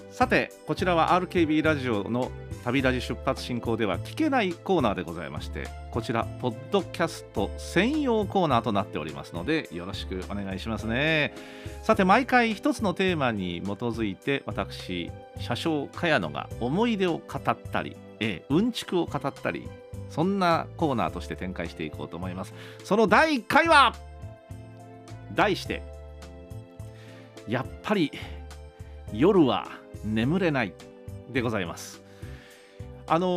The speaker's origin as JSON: {"language": "Japanese", "region": "Kyushu", "country": "Japan", "tie": "born or raised there", "also_born_or_lived": "Tokyo", "moved": "as an adult", "said": "その後東京の大学に出るんですけどもまあ、東京ですから東京と九州を往復するブルートレインというのはまあよく走ってましたね"}